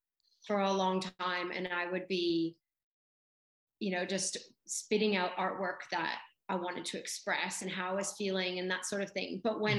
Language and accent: English; Canada; now in Australia; because I grew up in Canada and then I moved to Australia